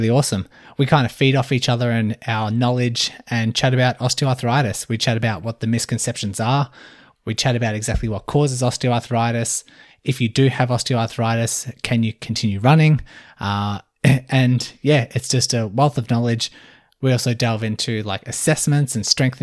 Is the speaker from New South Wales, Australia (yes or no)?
no; Melbourne, Victoria, Australia; I'm from Melbourne, Australia.